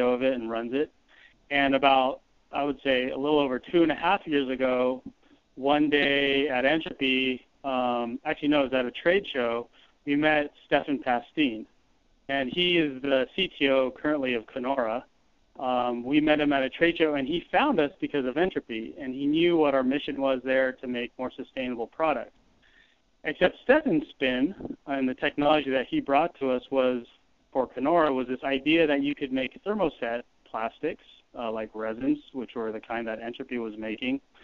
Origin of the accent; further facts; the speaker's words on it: Silicon Valley, California, United States; we grew up here in California in, you know, the Silicon Valley.